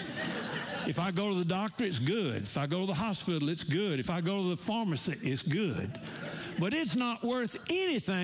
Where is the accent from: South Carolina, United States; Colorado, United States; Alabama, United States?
Alabama, United States; Montgomery; I'm from Montgomery, Alabama. We're Southerners in New York City.